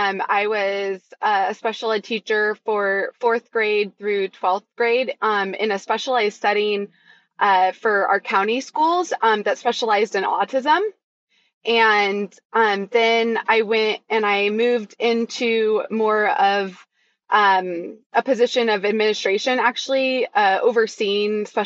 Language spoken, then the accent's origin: English; Chico, California, United States; I grew up in Chico, California